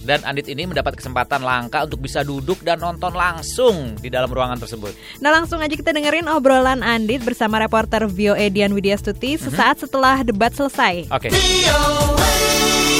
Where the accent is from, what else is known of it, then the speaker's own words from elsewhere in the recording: Jakarta, Indonesia; moved away; aku dari Jakarta Indonesia